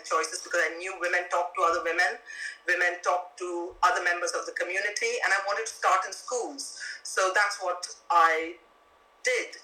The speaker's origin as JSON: {"language": "English", "country": "India", "tie": "born or raised there", "moved": "yes", "lives_now": "London, United Kingdom", "said": "I grew up in India"}